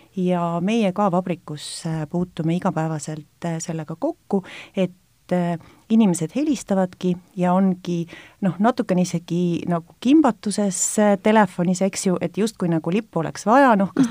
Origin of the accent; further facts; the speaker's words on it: Estonia; me oleme eestlased ja meil on oma riik